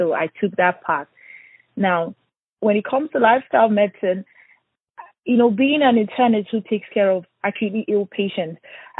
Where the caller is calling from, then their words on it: Houston, Texas, United States; I'm actually calling from Houston, Texas.